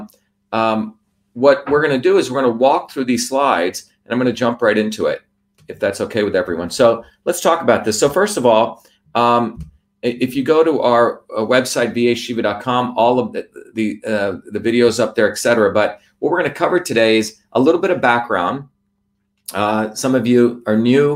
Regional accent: New Jersey, United States; also born or lived in India; I was a very humble Indian kid growing up in New Jersey

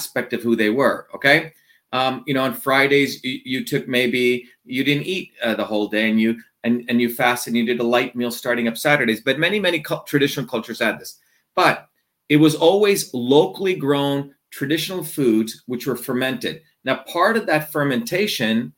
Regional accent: India; moved away; growing up in India

